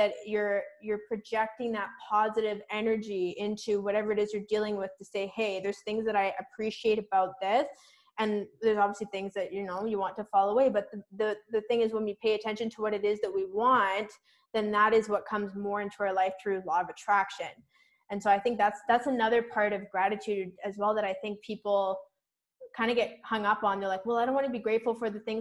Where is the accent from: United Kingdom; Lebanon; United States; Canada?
Canada; Vancouver Island, British Columbia; I grew up on Vancouver Island